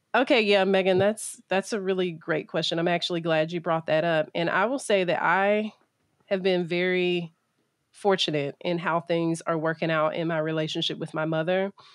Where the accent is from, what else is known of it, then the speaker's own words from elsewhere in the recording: Middle Georgia, United States; also born or lived in Pennsylvania; I grew up in Middle Georgia